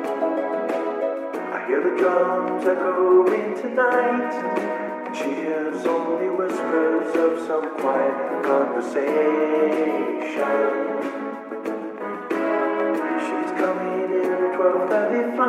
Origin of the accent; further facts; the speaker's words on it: Bloomington, Indiana, United States; my hometown of Bloomington, Indiana